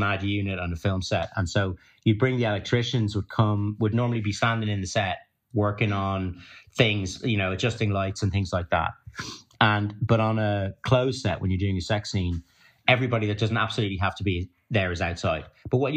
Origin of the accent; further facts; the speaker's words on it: Ireland; being Irish and having that background